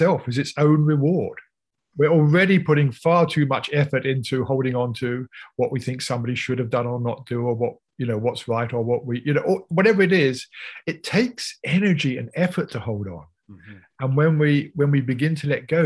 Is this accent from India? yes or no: no; United Kingdom; I'm British